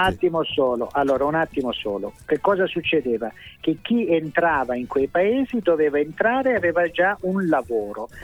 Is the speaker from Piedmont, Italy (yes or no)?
no; Calabria, Italy; io sono calabrese, so grasso, so giornalista